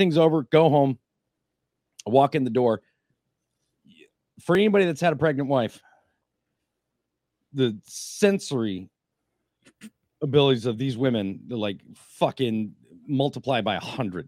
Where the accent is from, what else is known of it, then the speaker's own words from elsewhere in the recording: Minnesota, United States; I'm from Minnesota